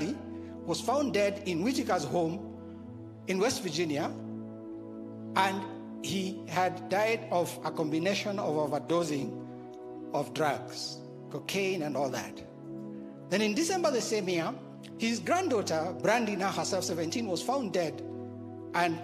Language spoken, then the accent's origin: English; Kenya; I grew up in the Harambe system